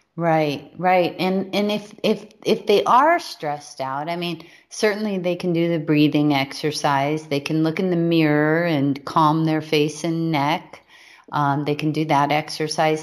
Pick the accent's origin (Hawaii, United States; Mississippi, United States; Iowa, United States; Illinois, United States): Hawaii, United States; We were raised in Hawaii